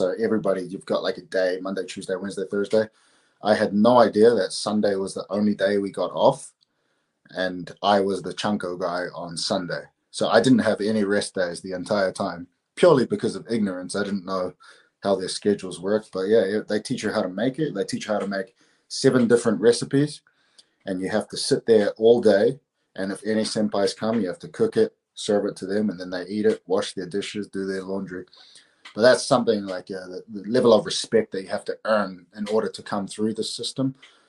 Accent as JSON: {"language": "English", "country": "New Zealand", "said": "say I'm New Zealander. I say I'm Māori. So we're like the indigenous people of New Zealand, which you can see here, right at this Māori flag."}